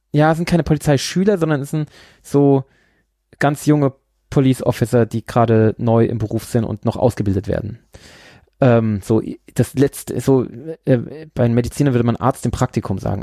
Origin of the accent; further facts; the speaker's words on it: Bavaria, Germany; also born or lived in Pflaumheim / Aschaffenburg; meine Frau kommt ja hier äh, aus diesem Ort, in dem ich jetzt gerade bin, und ich komme ja aus dem Ort zwei Orte weiter